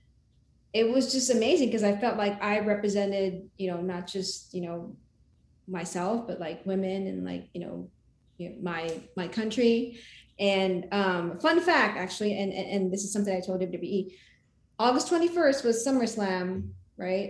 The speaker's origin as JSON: {"language": "English", "country": "Philippines", "tie": "born or raised there", "moved": "as an adult", "lives_now": "United States", "said": "my country, because I, you know, was born and raised in the Philippines"}